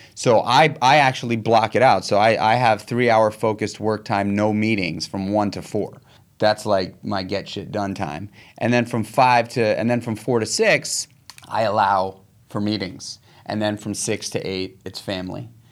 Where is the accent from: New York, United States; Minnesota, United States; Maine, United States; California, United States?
New York, United States; New York City; I grew up in New York City